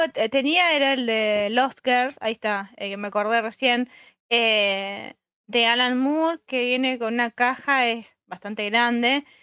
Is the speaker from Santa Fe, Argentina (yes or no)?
yes; Santa Fe, Argentina; yo soy de Santa Fe Capital